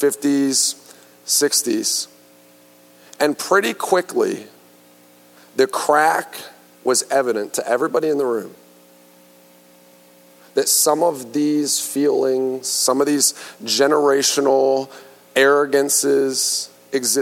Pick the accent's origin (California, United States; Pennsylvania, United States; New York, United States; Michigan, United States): Pennsylvania, United States; moved away as an adult; now in Fort Worth, United States; I'm from Pennsylvania